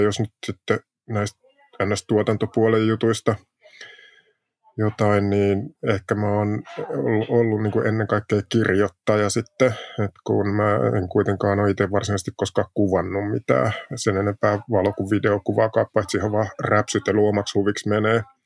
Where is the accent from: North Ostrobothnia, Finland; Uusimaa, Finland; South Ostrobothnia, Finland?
South Ostrobothnia, Finland; Jalasjärvi; Niin mä oon Etelä-Pohjanmaalta Jalasjärvel syntynyt alun perin